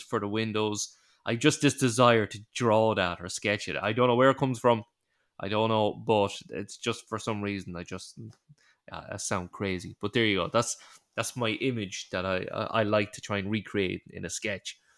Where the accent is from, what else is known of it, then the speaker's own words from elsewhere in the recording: Ireland; we're Irish